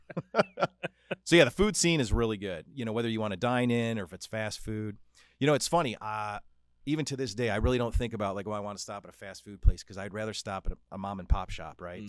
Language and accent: English; Chicago, Illinois, United States; also born or lived in Davenport; now in Des Moines, United States; I consider myself a Chicagoan, is that when you say I'm from Chicago